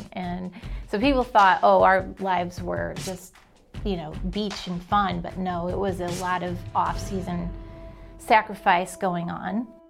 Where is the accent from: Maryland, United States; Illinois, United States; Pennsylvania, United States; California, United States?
Illinois, United States; Chicago; now in Alabama, United States; Born and raised in Chicago, and my parents divorced when I was five